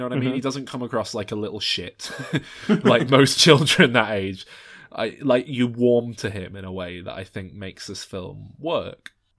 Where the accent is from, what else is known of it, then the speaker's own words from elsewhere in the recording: Glasgow, Scotland, United Kingdom; now in Maine, United States; You may have noticed, lads, I've picked up a bit of a twang my time spent living here in Maine. So I'm originally from Glasgow.